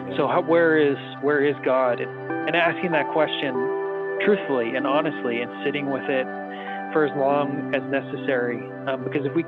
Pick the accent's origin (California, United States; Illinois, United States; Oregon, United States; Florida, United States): California, United States; Salinas; I grew up in Salinas, California